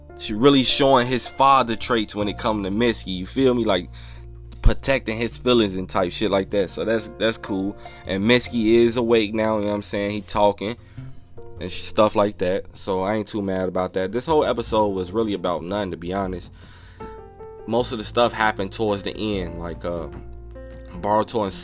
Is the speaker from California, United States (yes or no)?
no; Chicago, Illinois, United States; I'm from Chicago